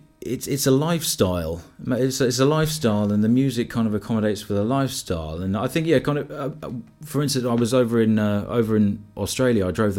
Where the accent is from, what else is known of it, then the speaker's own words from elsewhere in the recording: London, United Kingdom; now in Wales; England, is it? {S7} Yeah. Afraid so. Originally kind of West London way. I've kind of lived in and around a fair few places now.